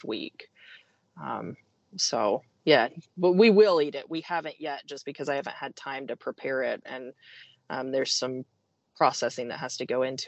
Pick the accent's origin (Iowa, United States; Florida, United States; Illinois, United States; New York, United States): Iowa, United States; moved away; I grew up in Iowa, so I grew up around agriculture